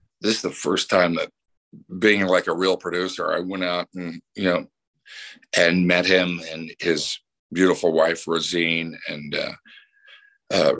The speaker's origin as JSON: {"language": "English", "town": "Houston", "region": "Texas", "country": "United States", "said": "I'm from Houston"}